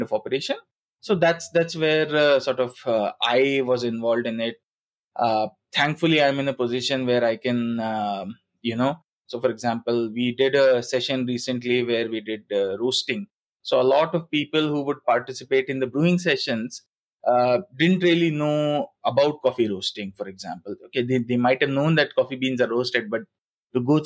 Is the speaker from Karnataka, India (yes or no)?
no; Bhopal, Madhya Pradesh, India; moved away as an adult; also born or lived in Singapore; when I had to come back to my hometown, then we decided, me and my wife, we decided that let's set up our own coffee roastery